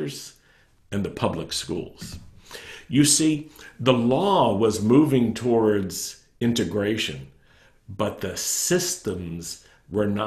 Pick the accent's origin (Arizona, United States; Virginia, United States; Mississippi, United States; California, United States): Virginia, United States; Roanoke; when I was a young man growing up in Roanoke, Virginia